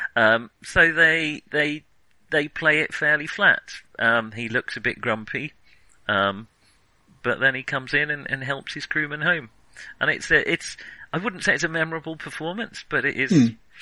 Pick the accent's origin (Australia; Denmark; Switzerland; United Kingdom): United Kingdom; I'm British